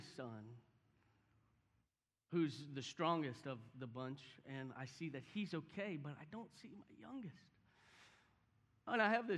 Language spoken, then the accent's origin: English; Houston, Texas, United States; I grew up in Houston